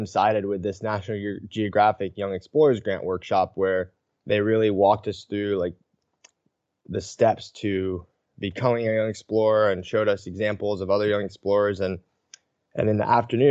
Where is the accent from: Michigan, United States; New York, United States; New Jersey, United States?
New York, United States; Ithaca; I'm from Ithaca, New York, in the Finger Lakes region of upstate New York. And I grew up in a small town just outside of Ithaca